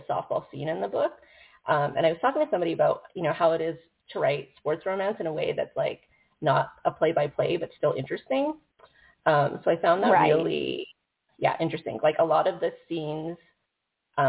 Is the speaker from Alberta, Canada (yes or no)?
yes; Calgary, Alberta, Canada; I grew up in Calgary.